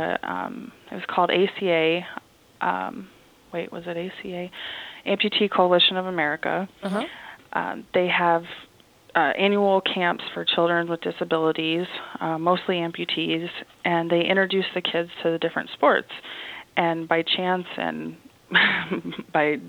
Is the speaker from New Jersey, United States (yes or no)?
no; Champaign, Illinois, United States; moved away as an adult; also born or lived in Edmond, Oklahoma; growing up in Champaign, Illinois, where the University of Illinois is at, they have a lot of wheelchair basketball here